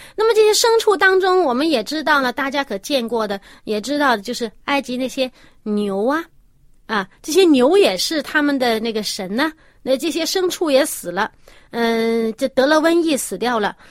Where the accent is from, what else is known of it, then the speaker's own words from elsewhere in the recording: China; 我们中国人